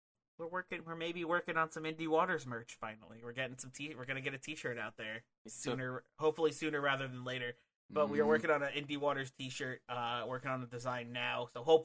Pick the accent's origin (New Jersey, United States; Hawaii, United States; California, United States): New Jersey, United States; But they are based in Houston, and we are from New Jersey, so.